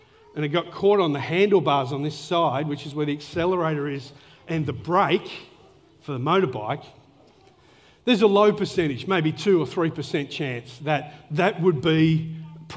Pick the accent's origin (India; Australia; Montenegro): Australia; Melbourne, Victoria; moved away; I grew up in Melbourne